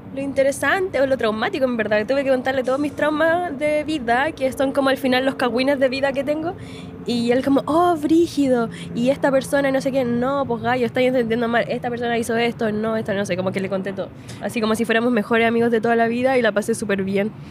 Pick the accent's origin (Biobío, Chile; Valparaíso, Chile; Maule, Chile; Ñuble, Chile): Maule, Chile; Linares; moved away as an adult; now in Santiago, Chile; yo soy de Linares, po. O sea, miren, yo nací en Santiago, en la comuna de Providencia. Y después me fui a vivir a Linares porque mi padre es de allá